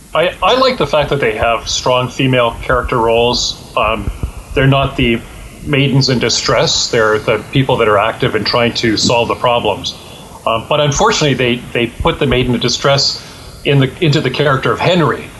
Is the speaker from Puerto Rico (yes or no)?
no; Canada; I am Canadian and I can work in Canada